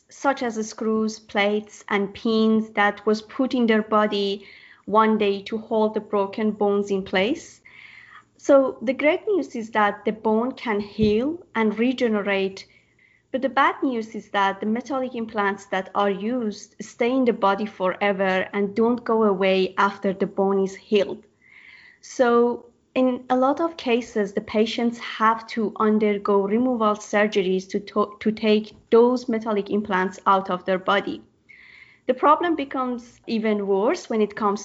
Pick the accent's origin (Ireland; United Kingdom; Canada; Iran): Iran; moved away as an adult; now in Australia; I'm from Iran and I migrated to Australia to do my PhD at UNSW